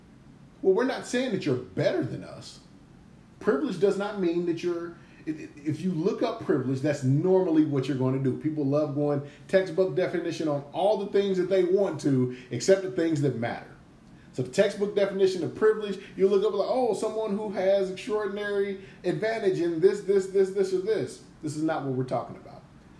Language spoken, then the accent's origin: English; Gary, Indiana, United States; I grew up in Gary. It was poor as hell in Gary.